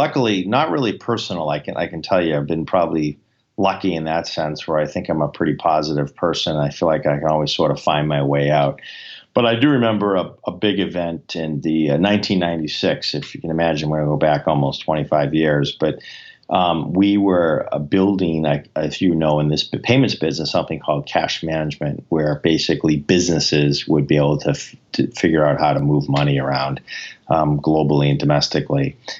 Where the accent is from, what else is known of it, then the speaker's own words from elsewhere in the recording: New England, United States; I mean, obviously, we are from New England, and a lot of us are Patriots fans